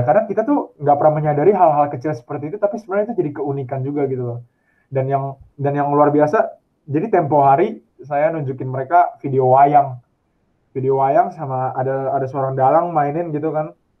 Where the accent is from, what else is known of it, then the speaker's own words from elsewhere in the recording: Indonesia; moved away as an adult; now in Paris, France; Gua dari Indonesia